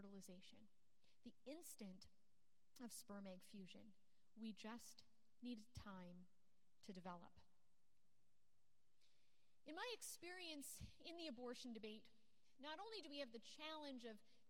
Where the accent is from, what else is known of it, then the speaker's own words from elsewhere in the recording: Canada; I'm born and raised in Canada, but my dad is actually from Scotland